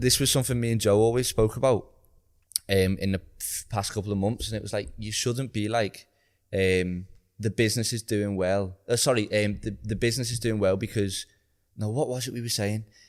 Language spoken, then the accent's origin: English; Liverpool, North West England, United Kingdom; I was like, "Oh, Liverpool."